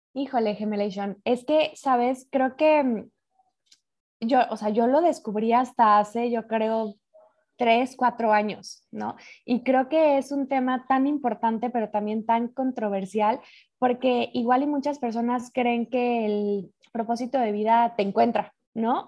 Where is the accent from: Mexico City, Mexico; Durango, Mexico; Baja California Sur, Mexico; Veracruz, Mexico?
Mexico City, Mexico; moved away as an adult; now in Madrid, Spain; yo nací en Ciudad de México